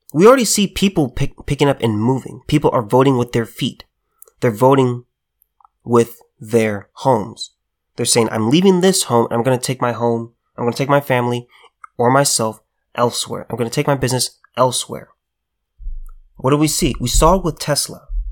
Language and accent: English; California, United States; as a California native, I just gotta say this. There will always be, there will always be a piece of California within me. Born, raised, lived here